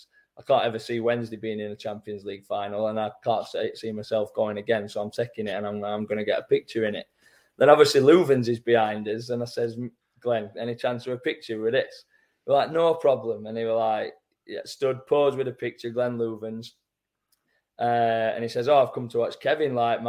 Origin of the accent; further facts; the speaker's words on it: Doncaster, Yorkshire and the Humber, United Kingdom; Like, I'm from Donny, me.